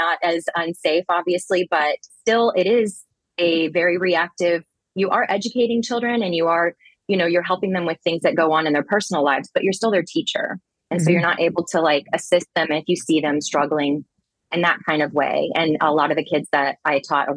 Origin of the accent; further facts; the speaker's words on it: Texas, United States; I grew up in Texas